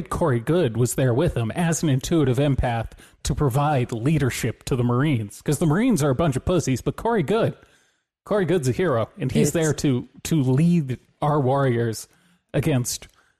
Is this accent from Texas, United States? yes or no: no; Los Angeles, California, United States; Ma'am, I'm from Los Angeles. It's like the crazy, these people from Africa. Like I was born in Northridge.